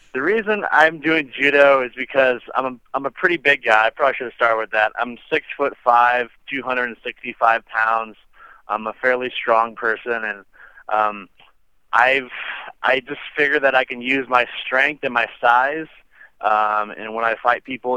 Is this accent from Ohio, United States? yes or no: no; San Clemente, California, United States; I grew up in Southern California, about an hour south of Los Angeles